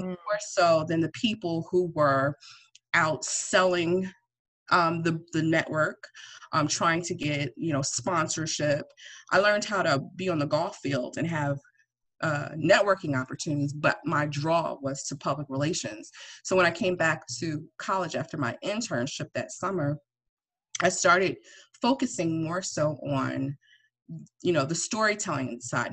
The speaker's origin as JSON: {"language": "English", "town": "East Orange", "region": "New Jersey", "country": "United States", "also_born_or_lived": "Atlanta, Georgia / Willingboro, New Jersey / Woodbury, New Jersey", "said": "I'm originally from North Jersey. I'm from East Orange, but I moved to like Willingboro"}